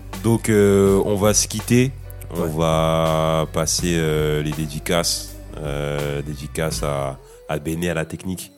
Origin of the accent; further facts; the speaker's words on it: Sarcelles, Île-de-France, France; je viens de Sarcelles